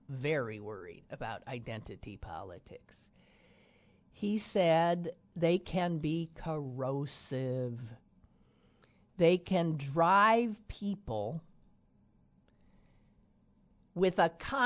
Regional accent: Green Bay, Wisconsin, United States; now in Pittsburgh, United States; I've lived in Pittsburgh, which is the place I've lived longest in my life, I drove from here to Green Bay, my hometown

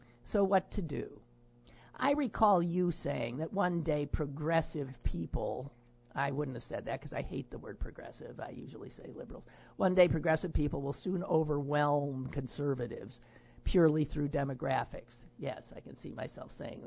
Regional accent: Wisconsin, United States; moved away; I was from Wisconsin

